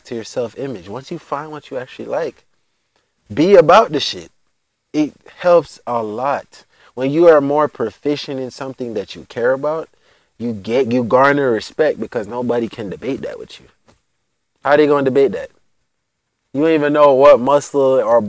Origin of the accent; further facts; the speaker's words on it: United States; also born or lived in Jamaica; I'm American